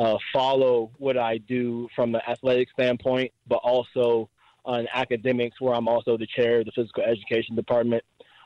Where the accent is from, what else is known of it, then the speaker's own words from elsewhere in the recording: Prince George's County, Maryland, United States; also born or lived in Virginia; now in Frederick, United States; I knew that I wanted to come back to Maryland. Growing up in Prince George's County, I have a little brother and sister.